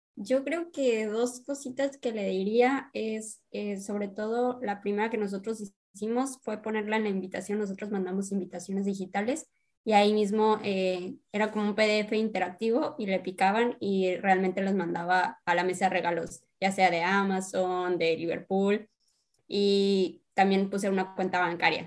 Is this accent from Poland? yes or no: no; Sonora, Mexico; moved away as an adult; now in Mexicali, Mexico; yo la verdad soy de Sonora, pero pues ya llevo dos años cachito aquí en Mexicali